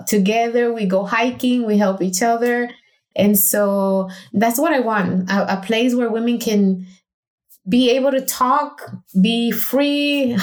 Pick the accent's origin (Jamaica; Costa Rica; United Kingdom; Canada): Costa Rica; moved away; I went to Costa Rica where my hometown is